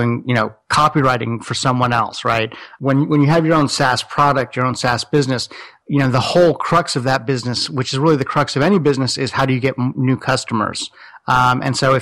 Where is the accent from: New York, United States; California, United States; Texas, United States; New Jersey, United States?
California, United States; Los Angeles; also born or lived in Silicon Valley; I'm from Los Angeles